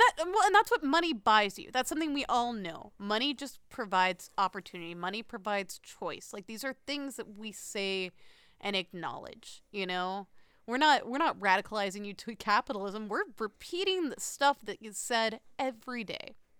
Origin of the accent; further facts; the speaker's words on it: United States; the answer is America